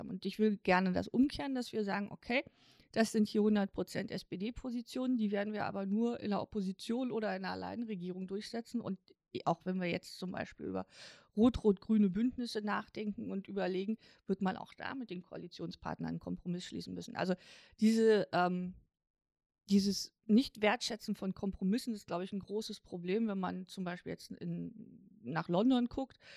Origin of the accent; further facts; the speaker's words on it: East Germany, Germany; ich bin als Ostdeutsche mit 13 Jahren in die Bundesrepublik gekommen. Ich musste dazu nicht umziehen, ich musste keine andere Sprache lernen.